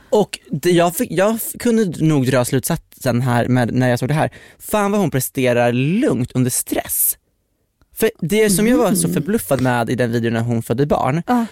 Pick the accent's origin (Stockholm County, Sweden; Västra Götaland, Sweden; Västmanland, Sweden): Västmanland, Sweden; Västerås; jag är från Västerås